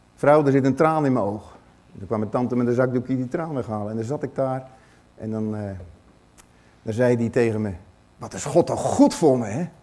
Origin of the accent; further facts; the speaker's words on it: Netherlands; ons als Nederlanders